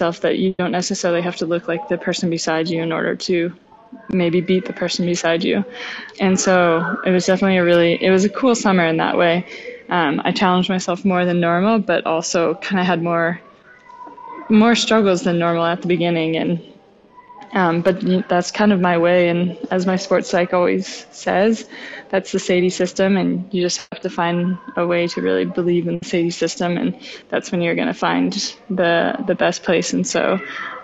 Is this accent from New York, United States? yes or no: no; the Methow, Washington, United States; the camp in my hometown